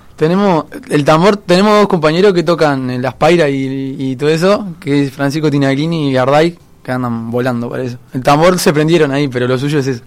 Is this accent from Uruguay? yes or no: yes; Montevideo, Uruguay; yo soy de Aguada, del barrio de Aguada.